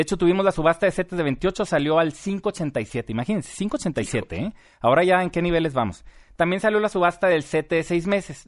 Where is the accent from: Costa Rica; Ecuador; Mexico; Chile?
Mexico; nosotros como mexicanos